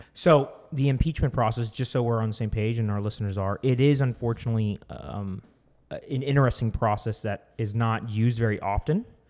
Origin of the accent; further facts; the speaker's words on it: Arizona, United States; we are from Arizona